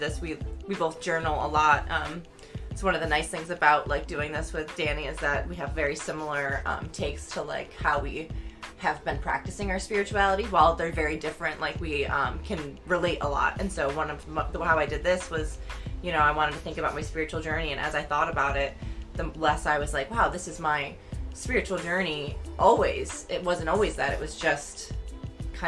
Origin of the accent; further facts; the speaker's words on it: near Syracuse, New York, United States; I went to nursing school right in Syracuse, which is like the big city near my hometown